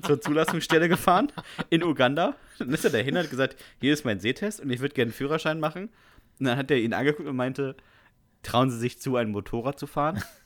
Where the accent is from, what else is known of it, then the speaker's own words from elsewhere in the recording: GDR, East Germany, Germany; Ich bin aus der DDR